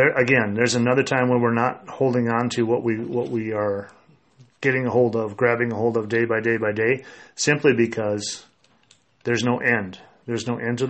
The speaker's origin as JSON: {"language": "English", "country": "United States", "tie": "born or raised there", "said": "I was born in the United States"}